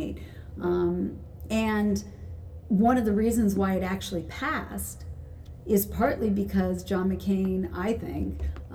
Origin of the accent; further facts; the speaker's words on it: Piedmont, California, United States; moved away as an adult; also born or lived in Riverside, Southern California / San Rafael, Marin County / Santa Barbara / Los Angeles; now in Washington, D.C., United States; I was raised in the East Bay with my mom.